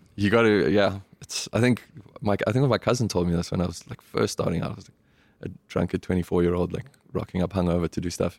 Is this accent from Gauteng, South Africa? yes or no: yes; Johannesburg, Gauteng, South Africa; moved away as an adult; now in New York, United States; We grew up in Parkview, Johannesburg